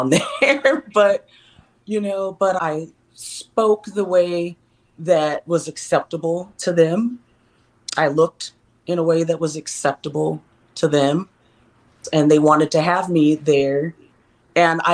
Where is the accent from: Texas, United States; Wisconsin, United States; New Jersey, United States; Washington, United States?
Texas, United States; I'm from Texas